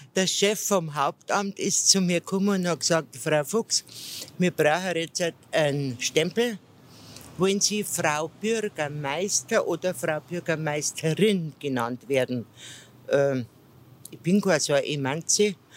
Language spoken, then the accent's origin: German; Ingolstadt, Bavaria, Germany; Ingolstadt ist meine Heimatstadt